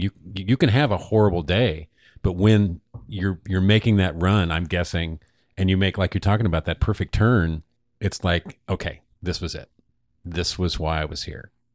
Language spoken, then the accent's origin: English; Oregon, United States; growing up in Oregon